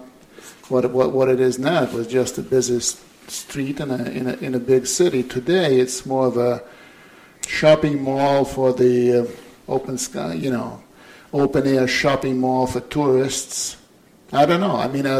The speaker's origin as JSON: {"language": "English", "region": "Moscow", "country": "Russia", "tie": "born or raised there"}